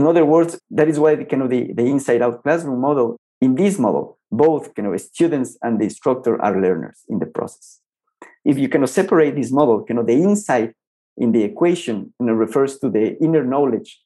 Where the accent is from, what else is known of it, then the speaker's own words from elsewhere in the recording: Ecuador; moved away as an adult; also born or lived in Colombia; I started teaching back in my home country, Ecuador